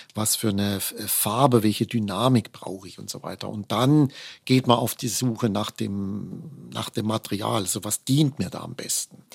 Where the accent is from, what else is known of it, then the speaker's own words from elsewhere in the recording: Offenburg, Baden-Württemberg, Germany; in meiner Heimatstadt Offenburg an der Musikschule